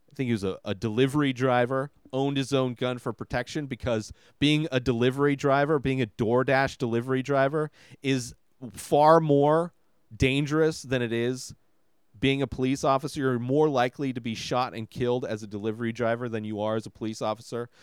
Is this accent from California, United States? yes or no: yes; Coachella Valley, California, United States; when I grew up out here, there was nothing to do.